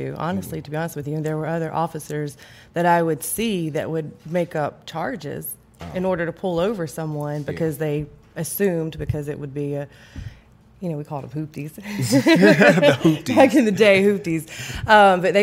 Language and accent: English; Atlanta, Georgia, United States; also born or lived in Lithonia, Georgia; from Atlanta, Georgia, born and raised